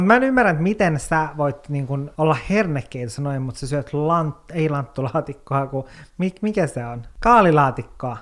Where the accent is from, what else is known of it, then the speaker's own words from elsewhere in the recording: Kemijärvi, Lapland, Finland; mun lapsuuteen, niin Kemijärvellä meillä oli silleen semmoinen kasvimaa